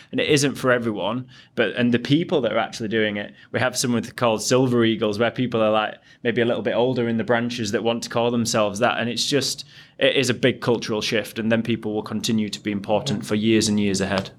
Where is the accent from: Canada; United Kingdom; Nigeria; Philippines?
United Kingdom; Yorkshire and the Humber; I'm from Yorkshire